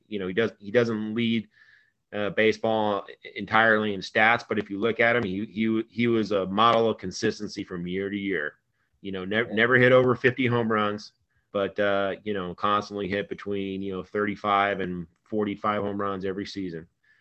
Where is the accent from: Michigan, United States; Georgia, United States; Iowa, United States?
Georgia, United States; Atlanta; You know, I grew up in Atlanta. I was 9 or 10 years old when he won his MVP award.